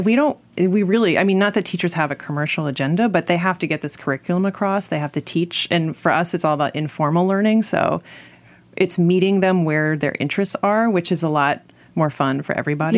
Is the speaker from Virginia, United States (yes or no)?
yes; Alexandria, Virginia, United States; I grew up in Alexandria, Virginia